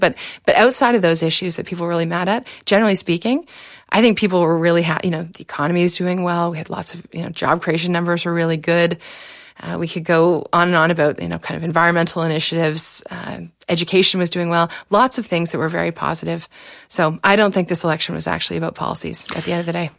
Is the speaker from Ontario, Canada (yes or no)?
yes; Exeter, Ontario, Canada; I was born in Exeter, so it's a small town in South West Ontario, about half an hour outside London